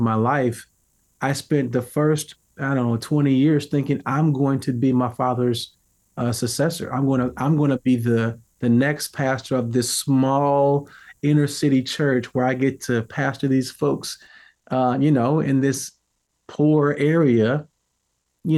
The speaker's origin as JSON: {"language": "English", "town": "St. Louis", "region": "Missouri", "country": "United States", "tie": "born or raised there", "said": "I grew up in America, you know, in St. Louis, Missouri"}